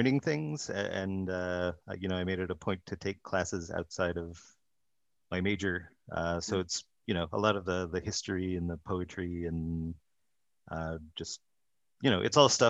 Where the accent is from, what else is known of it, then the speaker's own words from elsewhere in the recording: Colorado Springs, Colorado, United States; moved away as an adult; also born or lived in Texas / Philadelphia / Los Angeles; I grew up in Colorado Springs, Colorado, which at the time wasn't as big of a city as it is now